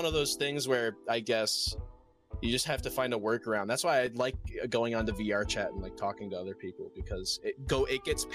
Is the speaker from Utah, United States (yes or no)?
no; Michigan, United States; I'm from Michigan